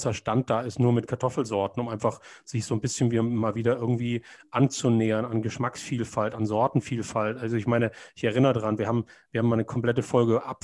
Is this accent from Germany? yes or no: yes; Konstanz, Baden-Württemberg, Germany; now in Hamburg, Germany; Äh, ich komme ja aus Konstanz, da gibt es die Marktstätte, also letztendlich der größte Platz in Konstanz, ist die Marktstätte.